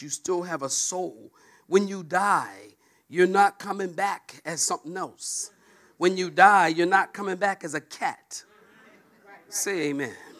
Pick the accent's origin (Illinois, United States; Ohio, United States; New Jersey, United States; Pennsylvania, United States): Pennsylvania, United States; Philadelphia; moved away; also born or lived in Oceanside, California; I'm from Philadelphia originally. And I am a street kid.